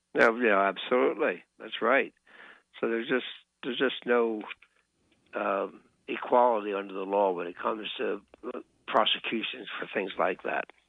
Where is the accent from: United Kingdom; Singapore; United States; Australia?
United States; Pennsylvania; right here in my home state of Pennsylvania